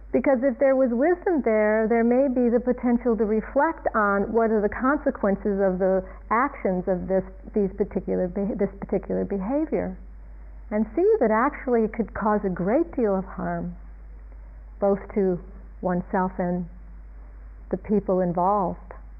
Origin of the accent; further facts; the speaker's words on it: Ohio, United States; moved away; I was growing up in a suburban town in a place called Ohio, Ohio in the United States